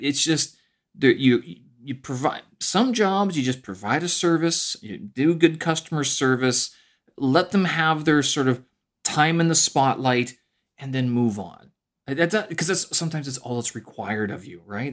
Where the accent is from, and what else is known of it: Canada; born or raised there; moved away as an adult; now in Beijing, China